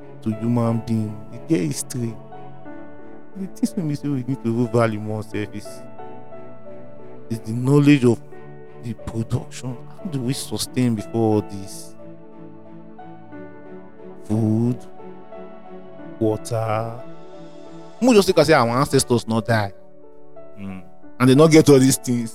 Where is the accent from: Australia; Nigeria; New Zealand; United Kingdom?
Nigeria; as a Nigerian